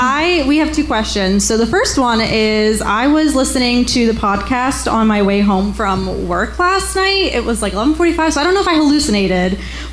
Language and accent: English; Lancaster, Pennsylvania, United States; I'm from Lancaster